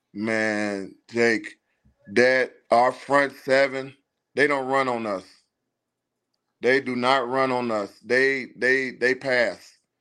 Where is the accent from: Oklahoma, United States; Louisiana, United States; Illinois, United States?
Illinois, United States; Chicago; moved away as an adult; now in Houston, United States; we're from Chicago, born and raised